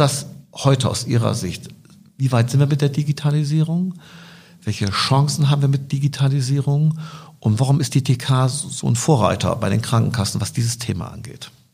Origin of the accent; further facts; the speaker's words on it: Bremen, Germany; ich komme aus Bremen Nord